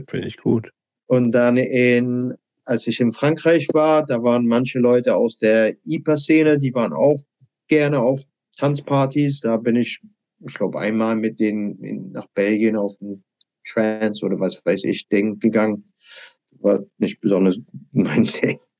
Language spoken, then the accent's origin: German; England, United Kingdom; German is a second language; Ich bin Engländer, kannst du Montag anfangen.